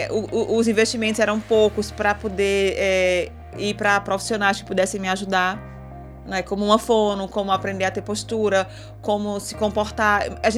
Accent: Belo Jardim, Pernambuco, Brazil; eu sou do interior. É, é. sou de sou, eu sou do, de Belo Jardim ah. e, de uma tá, vi, e de tá. uma vila do lado de Belo Jardim chamada Chucuru.

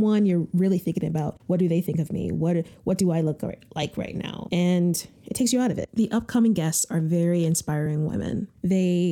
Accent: Connecticut, United States; moved away as an adult; also born or lived in New York City; I'm originally from Connecticut, and after Connecticut, I went to New York City for college

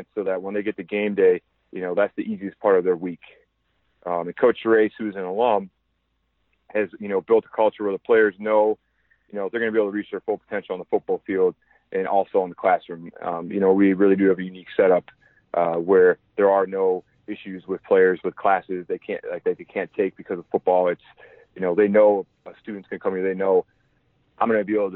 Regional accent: Minnesota, United States; moved away as an adult; also born or lived in Reading, Pennsylvania; now in Princeton, United States; growing up in Minnesota

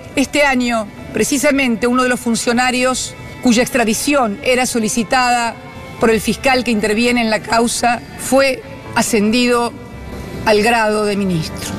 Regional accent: Argentina

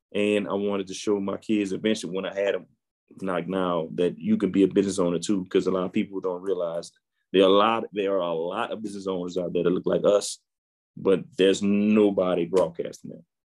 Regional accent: New Orleans, Louisiana, United States; I'm born and raised in New Orleans, Louisiana

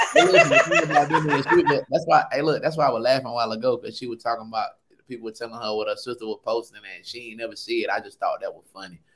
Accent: Sanford, North Carolina, United States; I'm from Sanford, North Carolina, one of the greatest cities I feel like in the world.

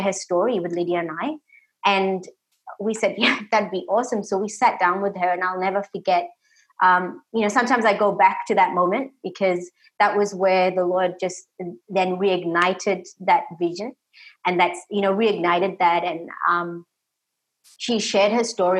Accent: Tamil Nadu, India; now in Australia; So we actually grew up in Tamil Nadu, South India

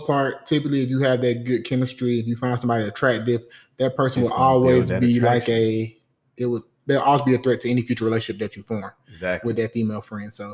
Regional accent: Riverdale, Georgia, United States; also born or lived in Nuremberg, Germany; I was born in Nuremberg, Germany, military brat. I was raised on the south side of Atlanta, Riverdale

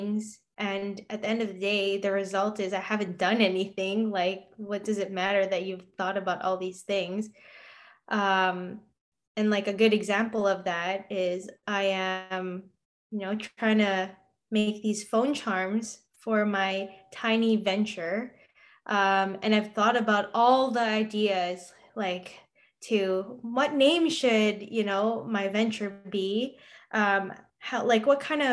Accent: Canada; as a Canadian

